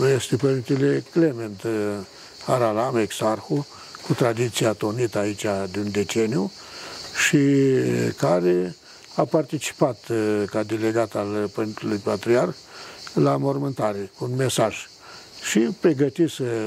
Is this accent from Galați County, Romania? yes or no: no; Botoșani County, Romania; din același județ în care m-am născut și eu